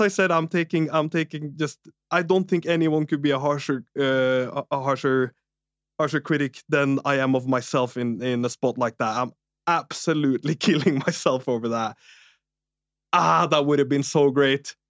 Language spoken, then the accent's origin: English; Norway; English is a second language; I'm Norwegian as well